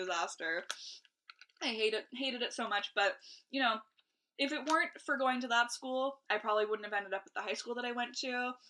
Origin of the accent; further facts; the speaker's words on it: Toronto, Ontario, Canada; I was from Scarborough.